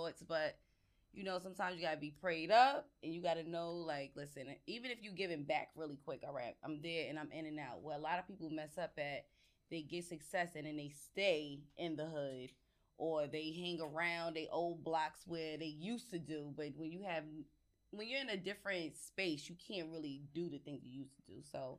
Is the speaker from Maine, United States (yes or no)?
no; New York City, New York, United States; also born or lived in Virginia; So growing up in Far Rockaway, living in Edgemere